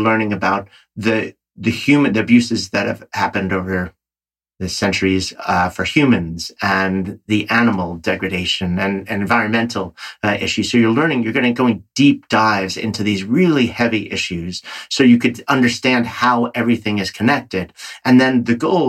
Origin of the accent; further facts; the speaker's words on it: New York, United States; I'm a New Yorker